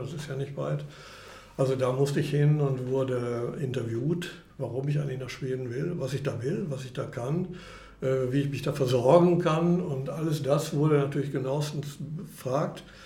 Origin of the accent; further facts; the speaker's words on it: Bielefeld, North Rhine-Westphalia, Germany; moved away as an adult; now in Stockholm, Sweden; Ich bin ursprünglich aus Bielefeld.